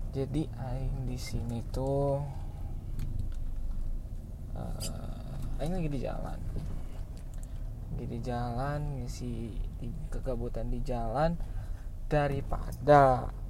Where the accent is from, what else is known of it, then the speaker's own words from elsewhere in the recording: West Java, Indonesia; gue ini adalah orang Sunda sebenarnya nggak sebenarnya sih pasti orang Sunda